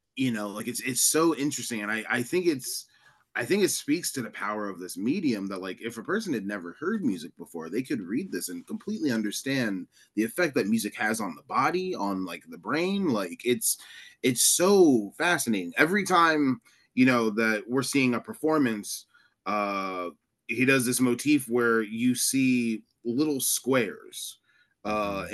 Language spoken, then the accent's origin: English; New York, United States; I'm technically a New Yorker